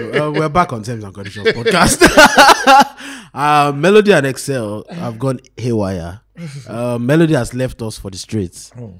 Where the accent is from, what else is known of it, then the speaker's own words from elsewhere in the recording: Ekiti, Nigeria; I'm from Ekiti State.